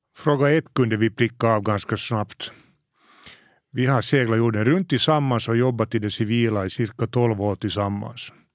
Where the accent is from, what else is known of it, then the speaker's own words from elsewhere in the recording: Helsinki, Uusimaa, Finland; Mina första minnen från havet är från när jag var kanske fem sex år och vi lämnade Helsingfors i familjens segelbåt